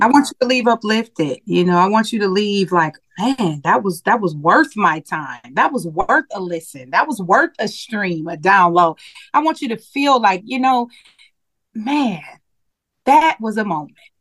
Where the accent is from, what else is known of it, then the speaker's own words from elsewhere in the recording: Milwaukee, Wisconsin, United States; moved away; back in my hometown in Milwaukee, Wisconsin